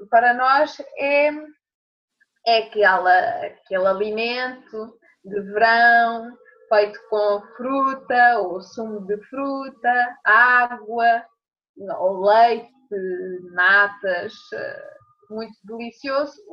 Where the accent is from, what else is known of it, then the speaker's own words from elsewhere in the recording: Portugal; para mim, como portuguesa, quando eu ouço o café da manhã